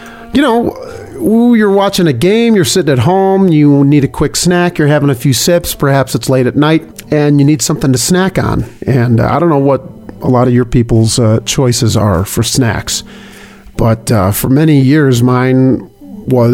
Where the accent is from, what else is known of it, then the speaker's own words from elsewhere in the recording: Chicago, Illinois, United States; now in Wyoming, United States; I'm from Chicago, and when I moved to Wyoming